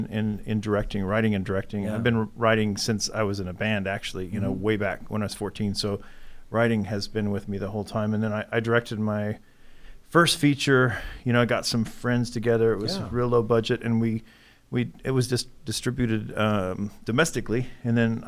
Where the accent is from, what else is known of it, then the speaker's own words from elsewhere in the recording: Midwest City, Oklahoma, United States; moved away; also born or lived in Los Angeles; I grew up in Midwest City, Oklahoma